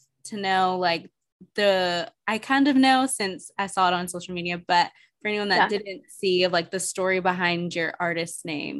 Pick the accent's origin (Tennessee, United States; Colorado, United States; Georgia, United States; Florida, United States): Tennessee, United States; Nashville; moved away as an adult; even though I wanted to stay in Nashville